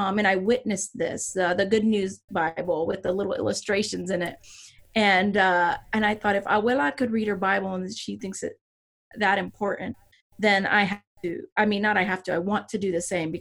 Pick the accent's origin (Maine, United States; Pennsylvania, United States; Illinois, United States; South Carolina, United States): Pennsylvania, United States; also born or lived in Puerto Rico / California; I was born in Puerto Rico, but then not long after, a couple years after, we moved to California and then Pennsylvania, where my dad was from, the northern tip of Appalachia.